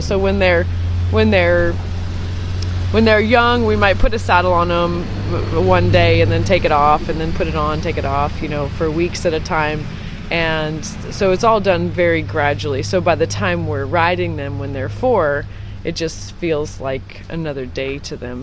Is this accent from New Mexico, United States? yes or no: yes; Santa Fe, New Mexico, United States; I was born and raised in New Mexico in Santa Fe.